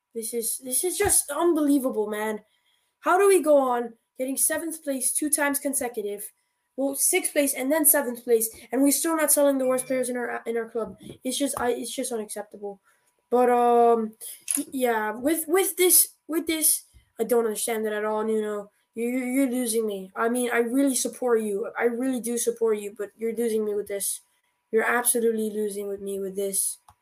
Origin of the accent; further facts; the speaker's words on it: United States; I'm American.